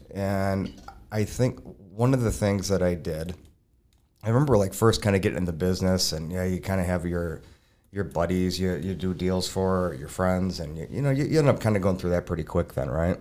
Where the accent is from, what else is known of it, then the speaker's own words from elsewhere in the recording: Burnsville, Minnesota, United States; I'm originally from Burnsville